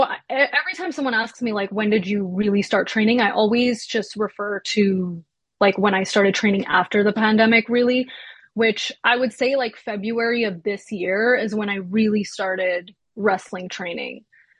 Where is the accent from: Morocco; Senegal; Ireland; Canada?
Canada; Quebec; also born or lived in Toronto; we moved here when I was 3, so I was really raised in Quebec. But yeah, I wasn't born here. I was born in Toronto.